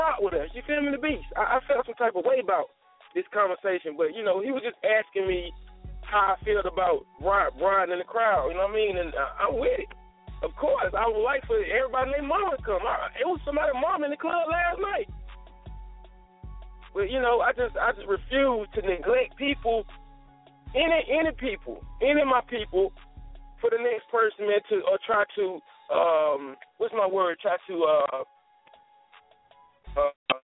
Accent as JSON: {"language": "English", "town": "Durham", "region": "North Carolina", "country": "United States", "tie": "born or raised there", "said": "I'm from Durham. Born and raised."}